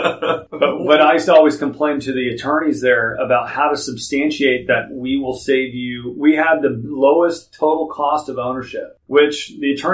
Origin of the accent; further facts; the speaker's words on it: Houston, Texas, United States; I did grow up in Houston. I'm a native Houstonian